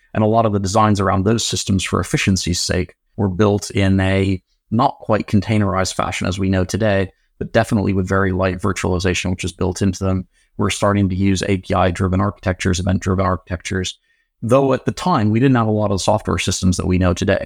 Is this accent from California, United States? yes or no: yes; San Diego, California, United States; also born or lived in Oxford, United Kingdom; now in United Kingdom; I was born in Oxford, Grew up in San Diego, California